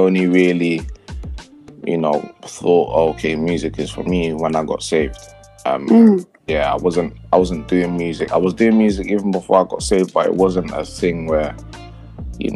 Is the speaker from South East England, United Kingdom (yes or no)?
no; London, United Kingdom; I'm from London, Tottenham originally.